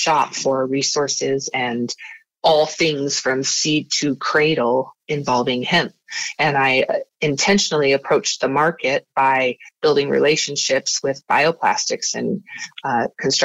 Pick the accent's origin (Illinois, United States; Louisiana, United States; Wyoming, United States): Wyoming, United States; moved away as an adult; now in Utah, United States; I'm from Wyoming and I moved to Utah.